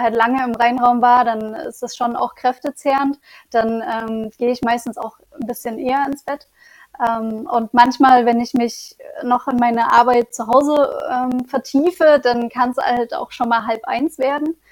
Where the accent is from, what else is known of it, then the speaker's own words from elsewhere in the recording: Leipzig, Saxony, Germany; moved away as an adult; also born or lived in Lübeck / Bremen; Also ich komme ursprünglich aus Leipzig und war schon in Lübeck und Bremen und ähm, bin jetzt wieder in Leipzig zurück